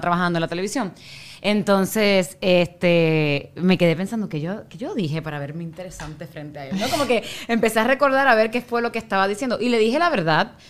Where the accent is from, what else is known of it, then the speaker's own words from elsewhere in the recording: Puerto Rico; moved away; yo soy puertorriqueña